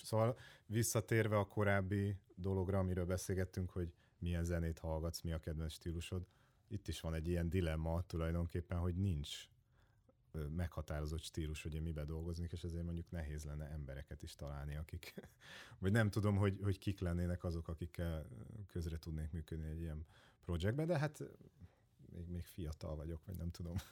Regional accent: Hódmezővásárhely, Csongrád-Csanád, Hungary; now in Budapest, Hungary; én hódmezővásárhelyi vagyok

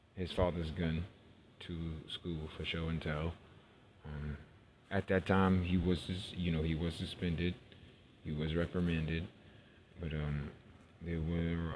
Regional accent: New York City, New York, United States; I grew up in New York City. Was born in New York

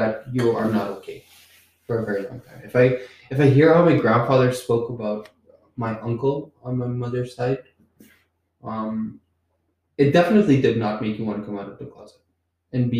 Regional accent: Curaçao; I'm from Curacao

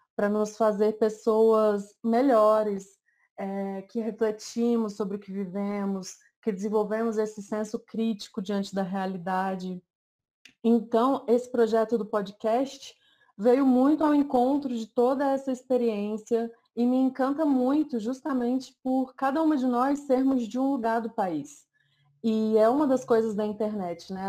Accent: Brasília, Federal District, Brazil; eu sou daqui de Brasília

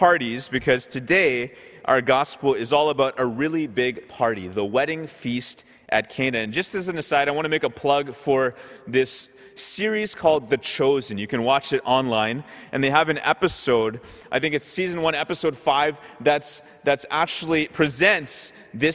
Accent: Ottawa, Ontario, Canada; also born or lived in Goa, India (ancestry); So growing up in Ottawa, we would often be going to these Goan parties

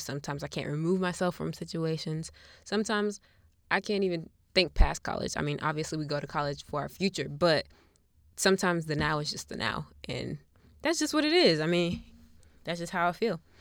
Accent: Buffalo, New York, United States; now in Charlotte, United States; I'm from Buffalo, New York, even though I currently live in Charlotte, North Carolina

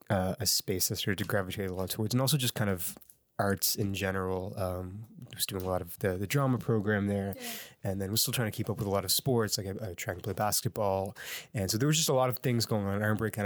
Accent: Halifax, Nova Scotia, Canada; Sure. I'm from Halifax, born and raised. My family still lives out in Clayton Park.

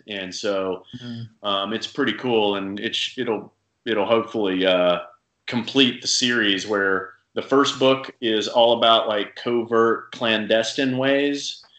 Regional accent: Saudi Arabia; Was like the only thing available where I grew up overseas in Saudi

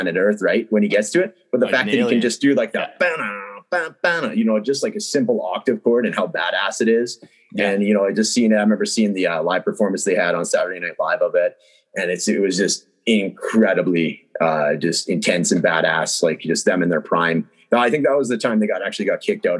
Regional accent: Prince George, British Columbia, Canada; I'm from Prince George, BC

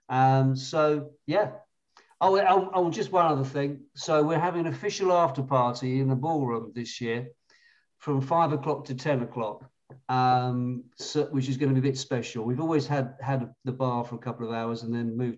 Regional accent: United Kingdom; being British

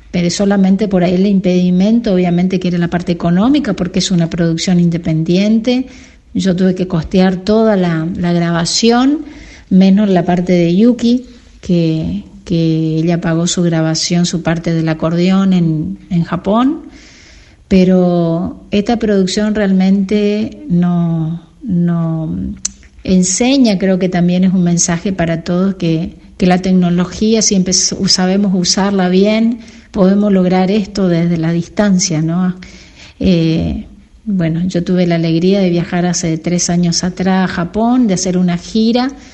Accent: Paso de los Libres, Corrientes, Argentina; moved away as an adult; also born or lived in Resistencia, Chaco / France; now in Santa Ana de los Guácaras, Argentina; desde el pueblo de la ciudad de, de Paso de los Libres, donde yo nací

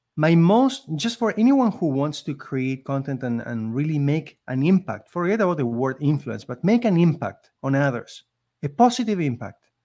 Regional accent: Argentina; English is a second language; moved away as an adult; now in Canada; I came from Argentina

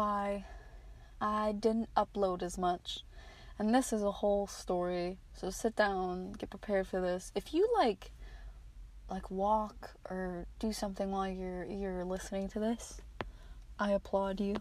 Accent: Maryland, United States; I'm from Maryland

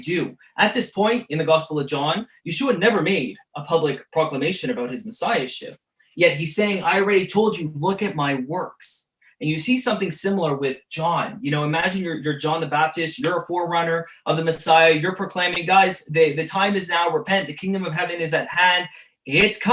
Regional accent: Montreal, Quebec, Canada; growing up in the Jewish suburbs of Montreal

